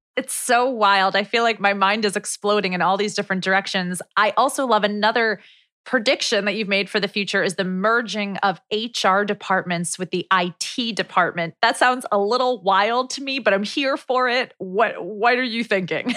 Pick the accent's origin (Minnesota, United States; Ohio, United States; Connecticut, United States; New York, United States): New York, United States; New York City; We both grew up in New York City